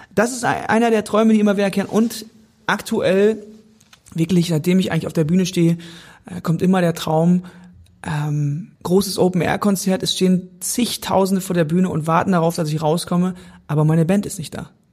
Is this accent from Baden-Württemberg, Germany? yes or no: no; North Rhine-Westphalia, Germany; auf dem Fluss hinter unserem Haus wo ich aufgewachsen bin